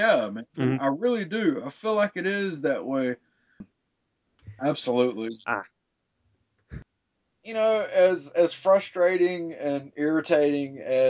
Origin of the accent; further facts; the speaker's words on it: the South, United States; growing up in the South, it's always, God's going to kill you.